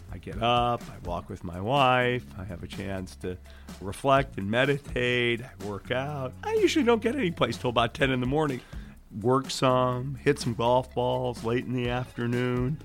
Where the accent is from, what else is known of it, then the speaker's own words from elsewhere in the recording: Detroit, Michigan, United States; also born or lived in Belgium; I grew up in Detroit. And when I was eight years old, my family moved to Belgium for three years